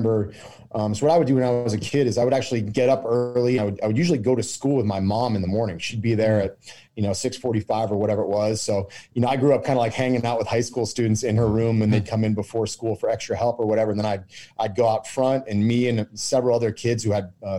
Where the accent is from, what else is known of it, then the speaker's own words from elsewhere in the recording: Kennebunk, Maine, United States; I'm from Kennebunk, Maine, basically southern Maine.